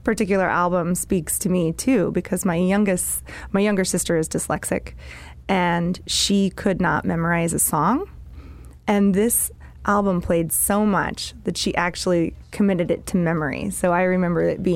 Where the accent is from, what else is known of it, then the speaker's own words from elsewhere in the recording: New Jersey, United States; moved away; also born or lived in Boise, Idaho; I grew up in New Jersey, and then we moved to Idaho.